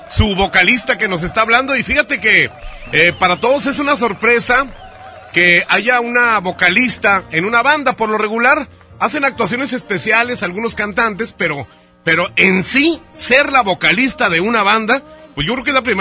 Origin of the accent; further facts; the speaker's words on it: Monterrey, Nuevo León, Mexico; also born or lived in Jalisco; cuando me regresé aquí a Monterrey, porque yo soy de aquí de Monterrey